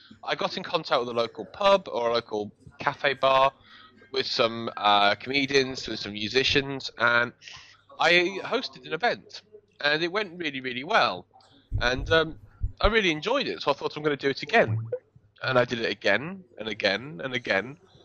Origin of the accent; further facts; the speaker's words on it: York, Yorkshire and the Humber, United Kingdom; moved away as an adult; also born or lived in Manchester; Well, originally from near where you are at the moment, I'm originally from York, and I moved to Manchester when I was 18.